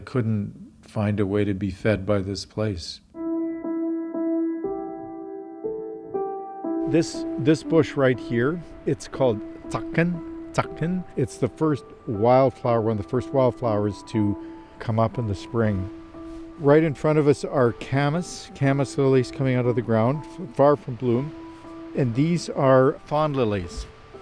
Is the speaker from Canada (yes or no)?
yes; Regina, Saskatchewan, Canada; moved away as an adult; also born or lived in Africa / United States / China; I grew up in Regina, Saskatchewan